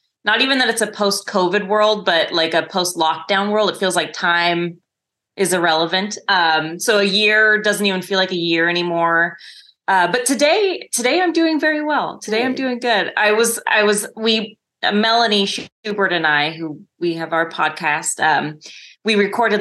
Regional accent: Northern California, United States; also born or lived in Bay Area, California / Los Angeles / Hawaii; I grew up in a tiny town in Northern California. And when I think I was about 11 or 12, we moved to the Bay Area

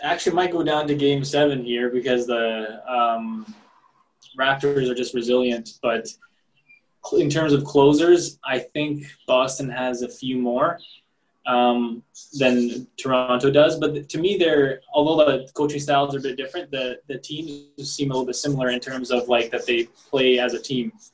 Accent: Montenegro; I'm from Montenegro.

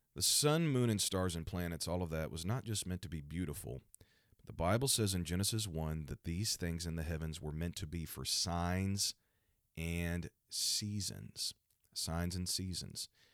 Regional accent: Missouri, United States; my home state is Missouri

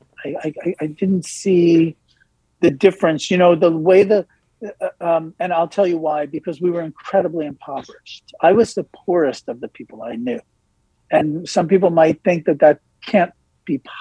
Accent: Elizabeth, New Jersey, United States; first language English; I grew up in Elizabeth, New Jersey

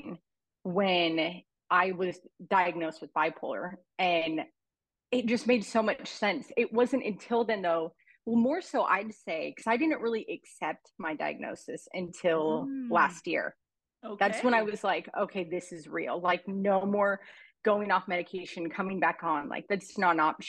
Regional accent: Oregon, United States; now in Arizona, United States; I'm from Arizona, Oregon originally, but in Arizona now

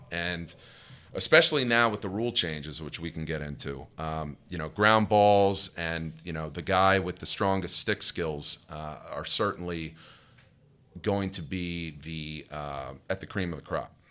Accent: Madison, New Jersey, United States; grew up in a little town called Madison in Morris County

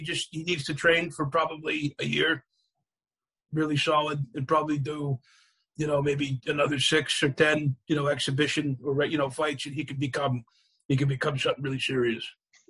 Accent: United Kingdom; I signed an NDA, and I'm a British guy.

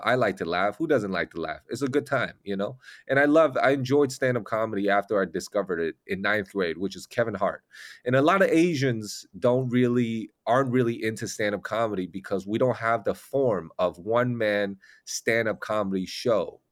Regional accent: Taiwan; English is a second language; now in United States; I'm from Taiwan

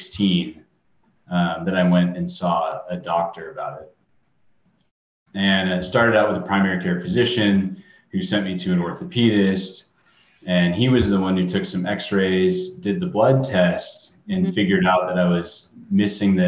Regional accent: Southern California, United States; I grew up in Southern California, so I was always going to the beach and doing club swimming.

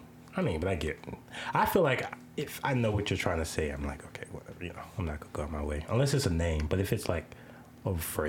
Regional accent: the South, United States; I'm from the South. I got the diamond in my mouth.

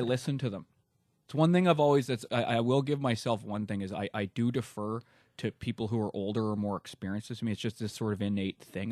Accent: Vancouver, British Columbia, Canada; moved away as an adult; also born or lived in Alberta; I was born in Alberta, uh, but I only lived there till I was five, and then my parents moved, uh, to Vancouver, and I was there till, uh, a little over a month ago

